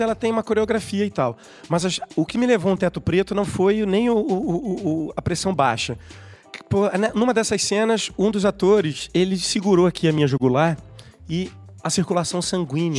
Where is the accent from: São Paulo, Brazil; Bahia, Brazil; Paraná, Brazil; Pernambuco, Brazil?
Pernambuco, Brazil; pernambucano. Minha mãe e meu pai, cariocas, resolveram morar em Recife em 1970